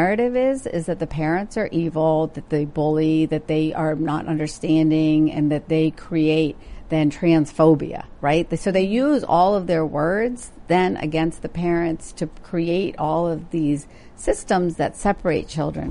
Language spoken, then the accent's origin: English; India; growing up in India, and then visiting, there's always been a difficult relationship with folks who are transgender.